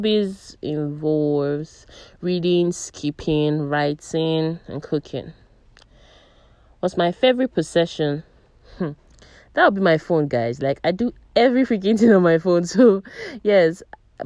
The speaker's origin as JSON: {"language": "English", "town": "Abuja", "region": "Federal Capital Territory", "country": "Nigeria", "tie": "born or raised there", "also_born_or_lived": "Umuahia, Abia State", "said": "I am Nigerian. I am 28 years old. My place of birth, that is Abuja. I was born in Abuja"}